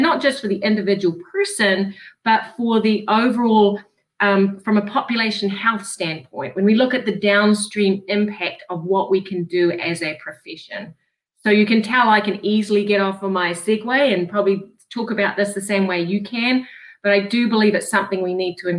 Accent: Rhode Island, United States; Well, I'm pleased that you realize I'm from Rhode Island

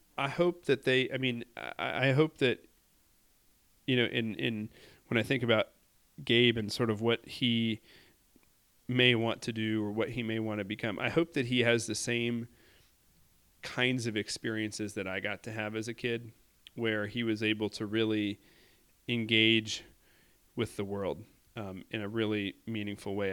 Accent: Indianapolis, Indiana, United States; I say Indianapolis

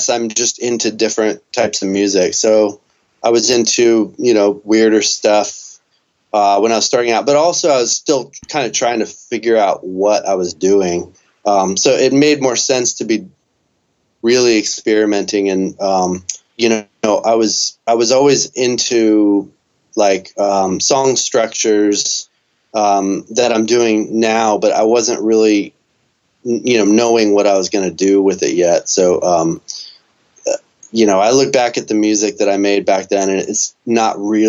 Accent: Dallas, Texas, United States; also born or lived in Austin, Texas; I grew up in Dallas, went to UT, so lived in Austin for a few years

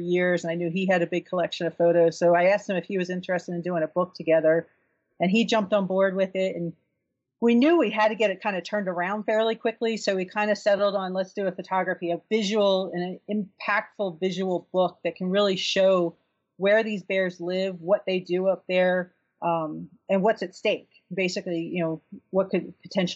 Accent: New Jersey, United States; now in Colorado, United States; I grew up in New Jersey

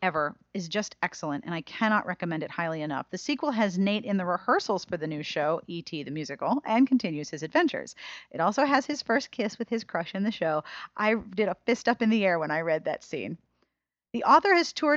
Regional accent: Pittsburgh, Pennsylvania, United States; I'm totally from Pittsburgh

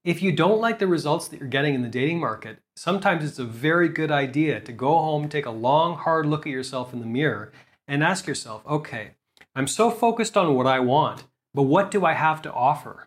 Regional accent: Canada; moved away as an adult; also born or lived in South America; now in Asia; I'm from Canada, but I haven't actually lived in Canada for quite a long time

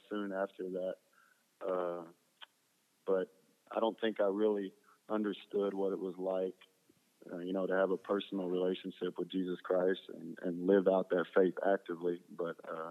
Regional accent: Brenham, Texas, United States; also born or lived in Oklahoma; I was raised in Brenham, Texas. I was actually born in Oklahoma

